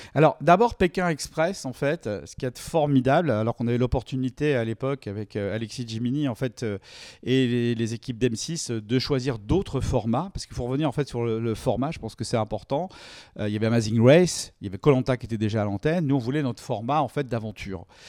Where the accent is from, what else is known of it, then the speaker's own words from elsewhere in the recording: France; on est français